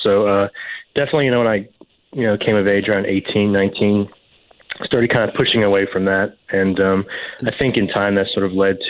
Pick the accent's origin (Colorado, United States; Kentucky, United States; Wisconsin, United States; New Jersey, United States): Kentucky, United States; Lexington; also born or lived in New York; Yeah, you know, I had pretty much a normal sort of middle-class suburban upbringing in Lexington. Nothing too exciting. I was born in upstate New York. My family moved around a lot when I was younger. We wound up in Kentucky, of all places.